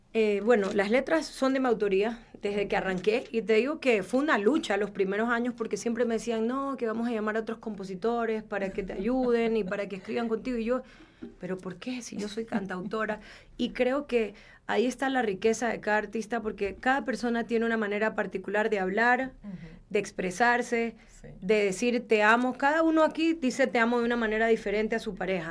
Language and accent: Spanish; Guayaquil, Guayas, Ecuador; nosotros venimos de Guayaquil, que es como que la ciudad caliente de Ecuador